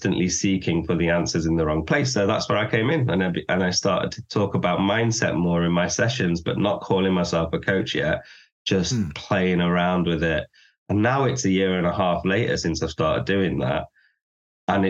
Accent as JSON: {"language": "English", "town": "Manchester", "region": "North West England", "country": "United Kingdom", "first_language": "English", "said": "from Manchester. Love this city."}